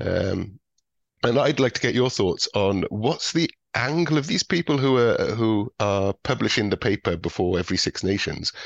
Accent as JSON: {"language": "English", "area": "Welsh", "region": "Wales", "country": "United Kingdom", "said": "being Welsh"}